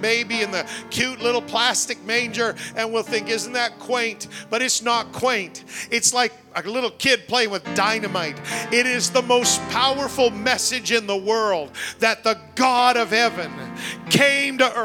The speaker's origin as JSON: {"language": "English", "country": "Canada", "said": "I'm Canadian"}